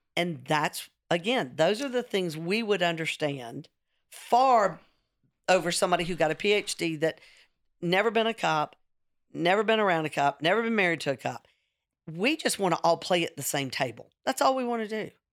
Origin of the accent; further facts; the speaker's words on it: the South, United States; I'm a redhead. I'm sixty-three. I'm from the South.